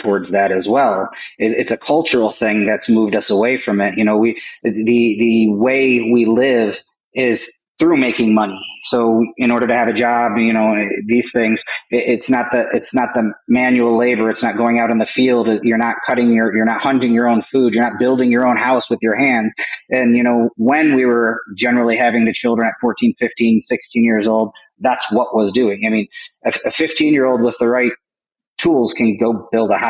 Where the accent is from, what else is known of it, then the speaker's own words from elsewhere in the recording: Michigan, United States; also born or lived in Camp Lejeune, North Carolina / Illinois; I basically lived in Michigan all my childhood